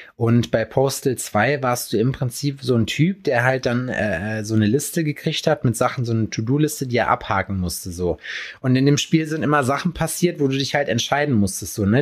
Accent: Jena, Thuringia, Germany; bei uns in Jena

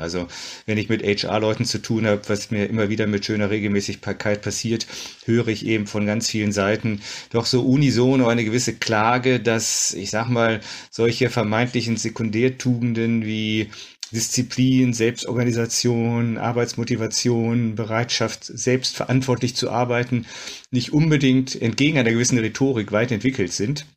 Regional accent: Düsseldorf, North Rhine-Westphalia, Germany; ich bin im Düsseldorfer Süden groß geworden

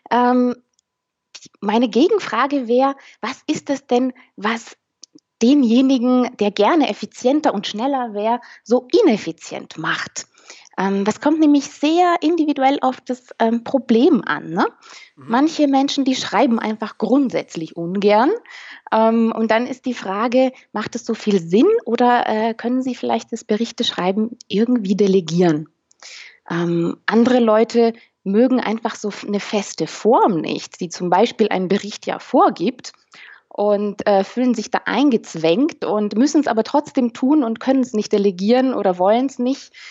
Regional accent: Romania; Ich bin nämlich selber ähm, aus Osteuropa, Rumänin.

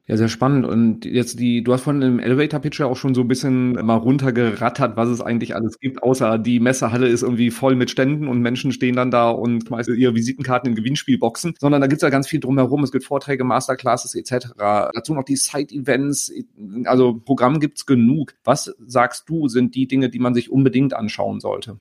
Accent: Cologne, North Rhine-Westphalia, Germany; als Kölner

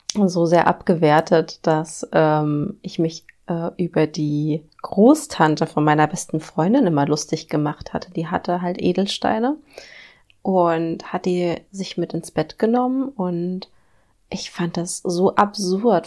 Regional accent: Germany; wir als Deutschen, als Deutsche religiös erzogen werden

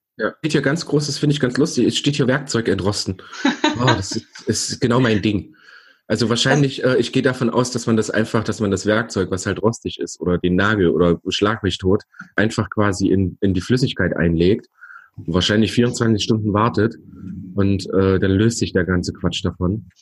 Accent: the East, eastern Germany, Germany; Bei uns im Osten

